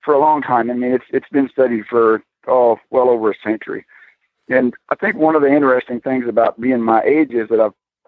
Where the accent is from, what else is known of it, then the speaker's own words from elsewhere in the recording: Texas, United States; accent: southern; also born or lived in Florida; now in Wilder, United States; I'm from Texas